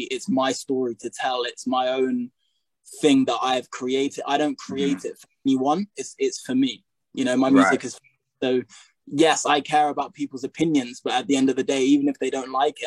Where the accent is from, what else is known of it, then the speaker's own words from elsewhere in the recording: United Kingdom; also born or lived in United States; now in England; I'm British, you know, I was only in America for a year